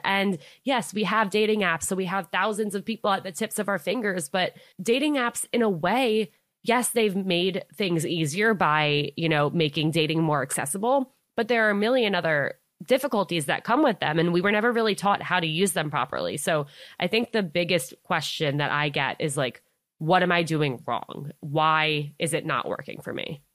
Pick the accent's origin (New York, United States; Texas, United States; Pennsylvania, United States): New York, United States; Westchester; I grew up in Westchester, New York, so right outside of the city